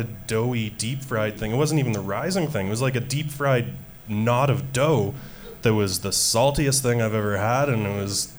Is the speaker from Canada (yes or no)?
yes; Edmonton, Alberta, Canada; moved away as an adult; also born or lived in Ottawa; now in Winnipeg, Canada; something I grew up with in Edmonton. As I said, I've moved to a couple other cities